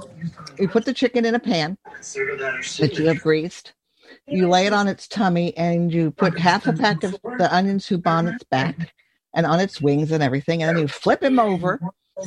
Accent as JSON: {"language": "English", "town": "Bethesda", "region": "Maryland", "country": "United States", "tie": "born or raised there", "said": "I was born in Bethesda, Maryland at the Suburban Hospital"}